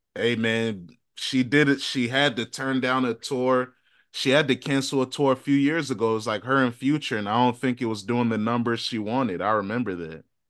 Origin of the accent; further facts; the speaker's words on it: Virginia, United States; we're from Virginia